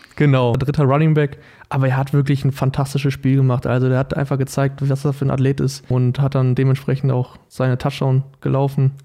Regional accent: Paderborn, North Rhine-Westphalia, Germany; moved away as an adult; now in Darmstadt, Germany; bei mir in der Schule in Paderborn, also ich komme aus Paderborn

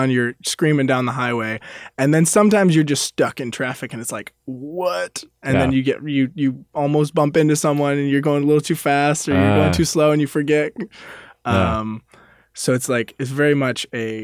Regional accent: Lenexa, Kansas, United States; I'm from Lenexa, Kansas

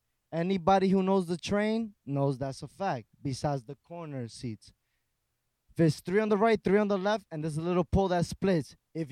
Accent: New York City, New York, United States; born or raised there

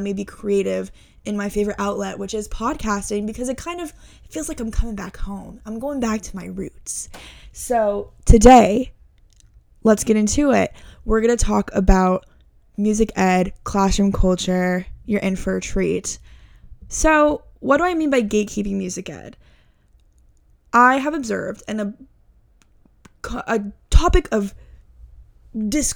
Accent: Houston, Texas, United States; moved away; I grew up in Houston, Texas

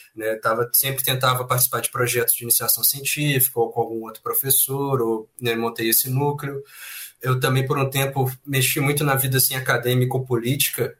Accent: Belo Horizonte, Minas Gerais, Brazil; also born or lived in Leopoldina; Eu sou de Belo Horizonte, Minas Gerais

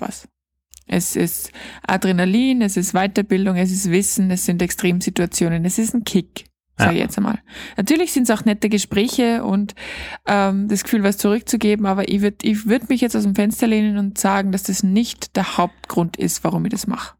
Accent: Austria; bei uns in Österreich

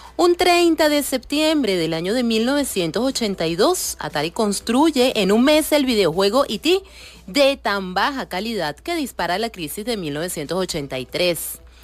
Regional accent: Venezuela; somos venezolanos

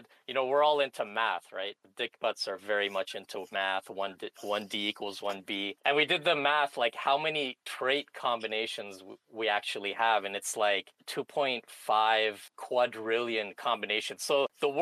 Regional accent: Canada; I'm Canadian

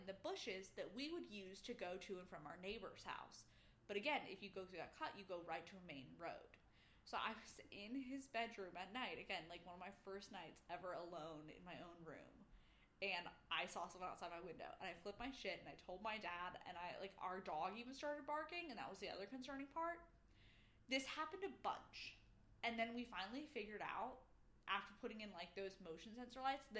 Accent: Bermuda; So the home I grew up in Bermuda, we were in a neighborhood

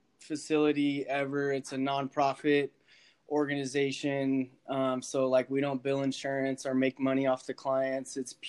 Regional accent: Corona, California, United States; also born or lived in Utah; now in Carpinteria, United States; I'm originally from Corona, California, which is in Riverside County in the Inland Empire. But I currently live in Carpinteria, which is like right by Santa Barbara. I moved here like 5.5 years ago.

